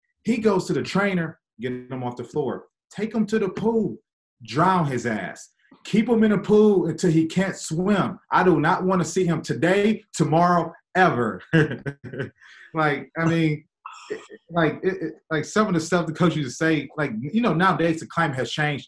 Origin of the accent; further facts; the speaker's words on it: Michigan, United States; I'm from Michigan